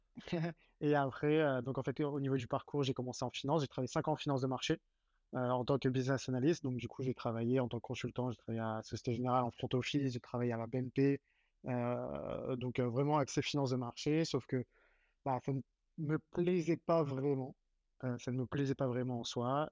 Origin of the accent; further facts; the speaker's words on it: Saint-Mandé, Île-de-France, France; moved away as an adult; now in Lyon, France; Je suis, parisien à 100%